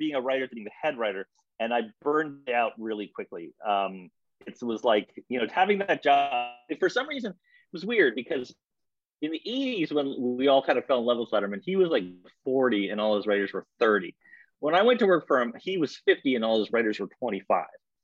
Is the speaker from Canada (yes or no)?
yes; Canada; moved away as an adult; now in United States; I'm Canadian. I'm a small town Canadian.